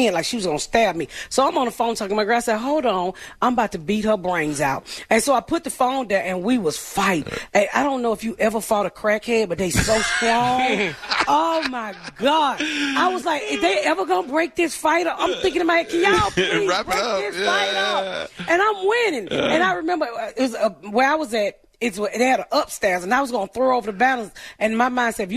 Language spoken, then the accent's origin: English; the South, United States; moved away as an adult; also born or lived in Atlanta / Indianapolis; I grew up in the South